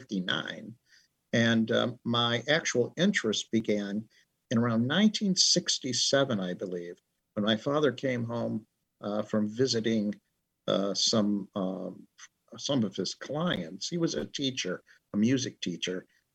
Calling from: Orland Park, Illinois, United States; Just outside of Chicago in an area close to the South Side, which would be the Orland Park area.

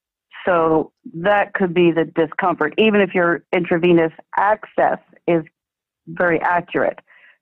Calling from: Florida, United States; I'm calling from, well, sunny Florida

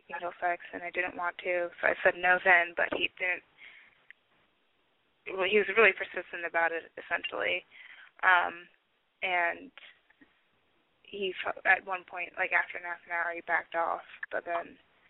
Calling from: Washington, United States; I'm calling from Washington State, and I'm 21.

